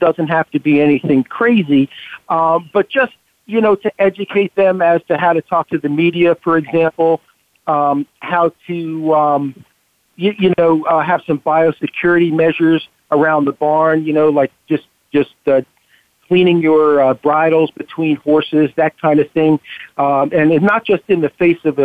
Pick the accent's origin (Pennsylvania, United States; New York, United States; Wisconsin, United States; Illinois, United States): New York, United States; Long Island; moved away as an adult; also born or lived in Ithaca, New York; now in Maryland, United States; I was a New York resident, born and raised there, and I came to Maryland after vet school in way back when.